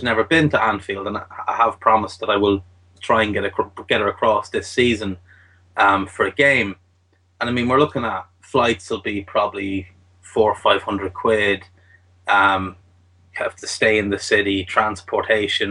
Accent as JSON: {"language": "English", "country": "Ireland", "said": "I'm Irish"}